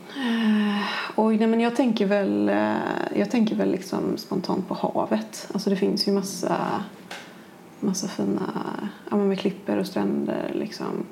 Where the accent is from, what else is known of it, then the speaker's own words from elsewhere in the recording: Kungälv, Västra Götaland, Sweden; also born or lived in Gothenburg; annars är jag uppvuxen i Kungälv.